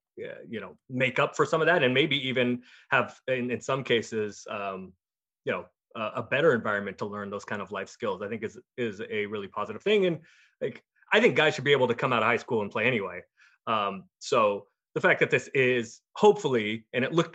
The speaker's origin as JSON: {"language": "English", "town": "Portland", "region": "Oregon", "country": "United States", "said": "I'm from Portland, and I am flying back to Portland from DC"}